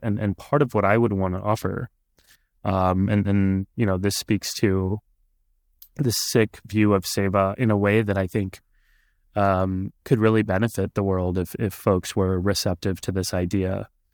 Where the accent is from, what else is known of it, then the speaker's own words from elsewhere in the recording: Texas, United States; first language Punjabi; English is a second language; I was growing up in Texas at the time, and I went to college in Texas too